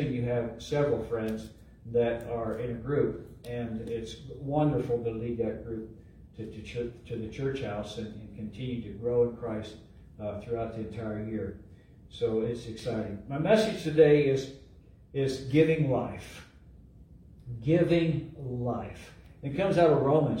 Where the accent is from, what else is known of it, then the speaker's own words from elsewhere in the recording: Eastern Ohio, United States; now in Missouri, United States; I grew up in Ohio, Eastern Ohio